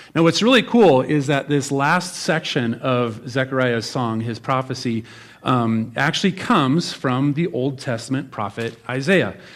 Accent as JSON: {"language": "English", "region": "Nebraska", "country": "United States", "said": "I'm from Nebraska."}